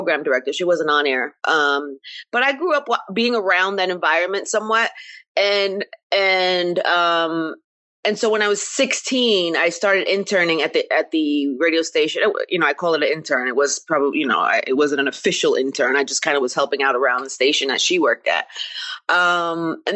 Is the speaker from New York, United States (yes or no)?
yes; New York, United States; growing up in New York